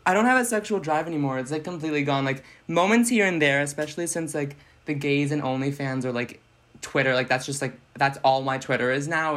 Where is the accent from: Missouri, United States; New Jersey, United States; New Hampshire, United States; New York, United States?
New Hampshire, United States; Salem; now in Manchester, United States; Salem is my hometown